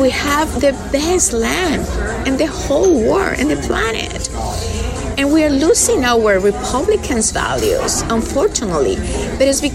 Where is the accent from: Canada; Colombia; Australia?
Colombia; English is a second language; moved away as an adult; now in Hidalgo County, United States; I'm from Colombia, original from Colombia